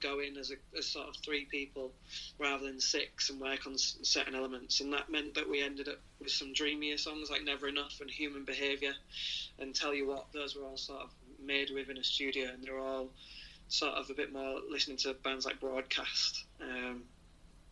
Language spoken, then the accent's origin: English; Hull, Yorkshire and the Humber, United Kingdom; in 10 years I've never even ventured down south, being from Hull